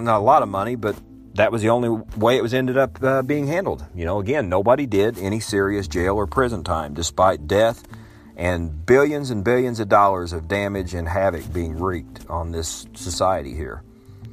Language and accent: English; Illinois, United States; my home state of Illinois